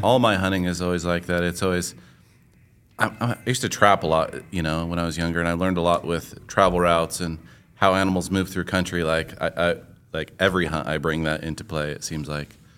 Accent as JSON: {"language": "English", "town": "Middleton", "region": "Idaho", "country": "United States", "tie": "born or raised there", "said": "Middleton, Idaho"}